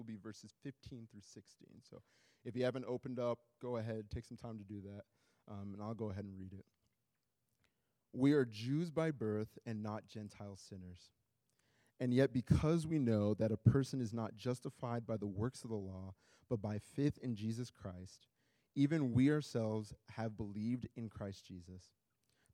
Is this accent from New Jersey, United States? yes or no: no; Iowa, United States; also born or lived in Nigeria; now in Minneapolis, United States; I was born in Nigeria, raised in Iowa, and now live in Minneapolis